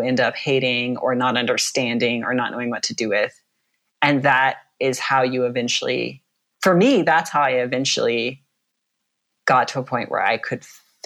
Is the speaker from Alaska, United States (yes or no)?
yes; Anchorage, Alaska, United States; I grew up in Anchorage, which is a city.